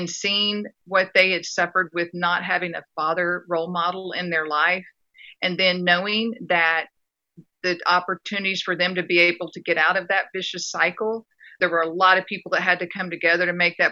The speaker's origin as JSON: {"language": "English", "region": "West Texas", "country": "United States", "tie": "born or raised there", "also_born_or_lived": "Dallas, Texas", "said": "I grew up being in West Texas and being in a fairly poor community"}